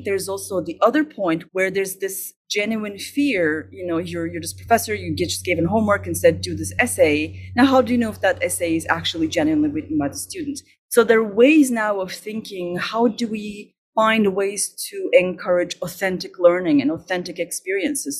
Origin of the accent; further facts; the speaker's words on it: Istanbul, Turkey; moved away as an adult; now in Montreal, Canada; I'm originally from Turkey